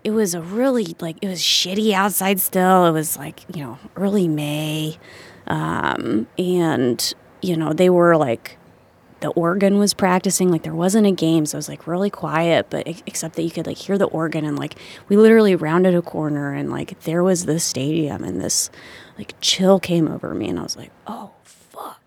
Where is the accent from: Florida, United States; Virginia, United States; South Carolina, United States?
Virginia, United States; Fauquier County; moved away as an adult; also born or lived in Richmond, Virginia; now in Chicago, United States; where I grew up in Fauquier County.